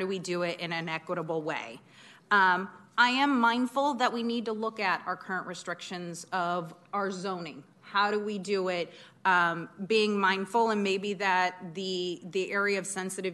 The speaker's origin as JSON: {"language": "English", "region": "Oregon", "country": "United States", "tie": "born or raised there", "moved": "yes", "lives_now": "Sacramento, United States", "said": "I grew up in Oregon"}